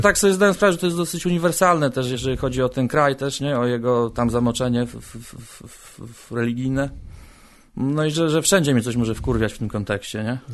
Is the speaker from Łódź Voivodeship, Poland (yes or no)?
no; Koszalin, West Pomeranian Voivodeship, Poland; moved away as an adult; also born or lived in Warsaw / Gdańsk; now in Poznań, Poland; Ja pochodzę z Koszalina, tam się urodziłem. Aha. I tam żyłem do 20 roku swojego życia